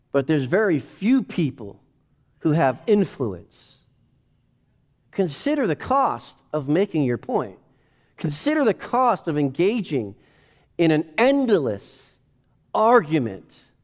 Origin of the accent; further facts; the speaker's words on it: United States; I'm an American.